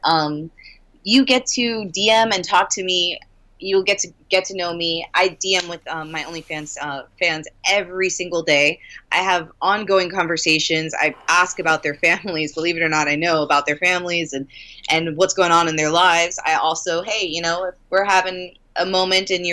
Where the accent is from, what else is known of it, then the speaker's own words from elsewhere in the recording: Miami, Florida, United States; I'm from Miami